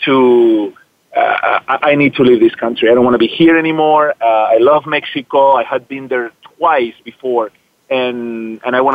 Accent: Zaragoza, Aragon, Spain; also born or lived in Madrid; now in United States; I was born in Madrid, but I grew up in a small town northeast called Zaragoza

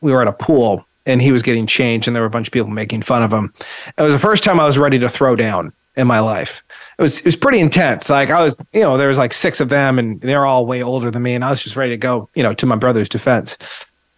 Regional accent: Eugene, Oregon, United States; I grew up in Eugene

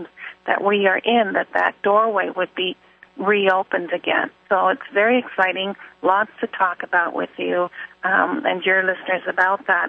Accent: Dartmouth, Nova Scotia, Canada; This is the place of my birth here in Nova Scotia. I'm actually from Dartmouth, Nova Scotia

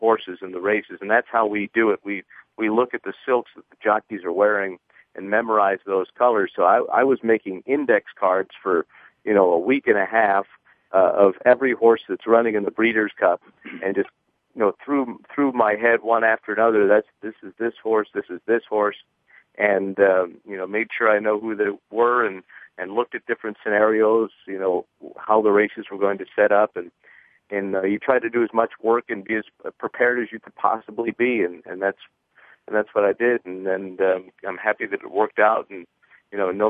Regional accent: Maryland, United States; I grew up in Maryland

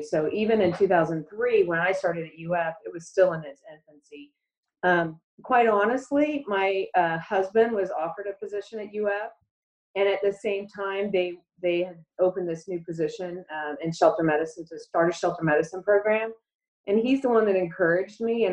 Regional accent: Orlando, Florida, United States; I grew up in Orlando

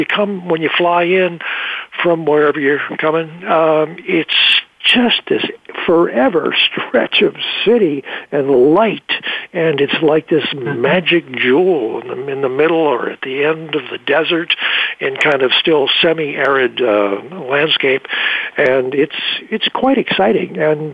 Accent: Midwest, United States; moved away as an adult; now in Los Angeles, United States; I was raised in the Midwest primarily, and so I found L.A. just fascinating

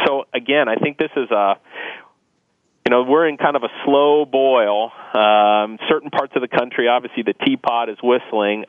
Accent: Akron, Ohio, United States; I'm from Northeast Ohio, which has been a large company and manufacturing driven economy for the for the majority of the last century. You know, if you grew up in a place like I, I grew up in Akron actually

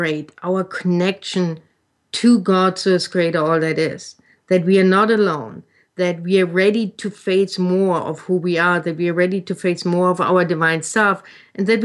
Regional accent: Germany; English is a second language; moved away; when I grew up in Germany

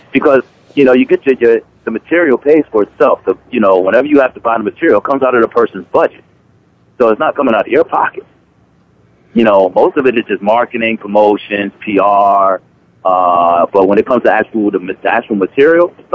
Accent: Jersey City, New Jersey, United States; I'm from Jersey City, New Jersey. We both came from the project

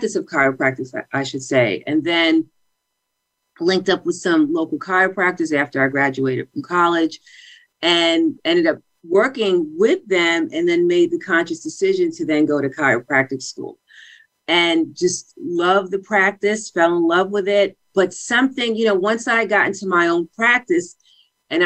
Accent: Mount Vernon, New York, United States; also born or lived in Bronx, New York; I grew up in Mount Vernon

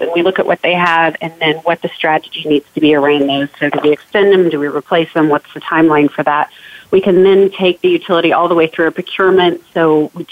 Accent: Portland, Oregon, United States; now in Atlanta, United States; I actually grew up in Portland, Oregon

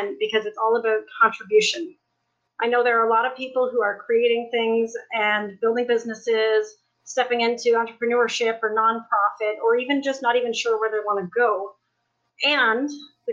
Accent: Niagara Falls, Ontario, Canada; I'm from Niagara Falls, Canada

